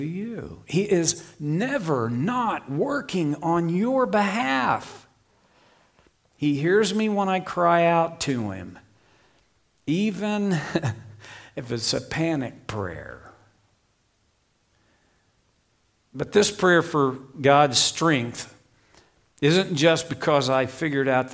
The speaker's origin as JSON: {"language": "English", "region": "Oklahoma", "country": "United States", "tie": "born or raised there", "said": "I grew up in Oklahoma"}